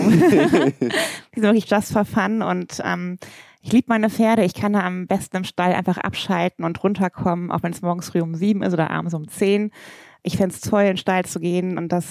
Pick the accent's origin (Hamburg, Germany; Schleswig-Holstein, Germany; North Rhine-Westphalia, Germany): North Rhine-Westphalia, Germany; Bornheim; Das ist meine richtige Heimat.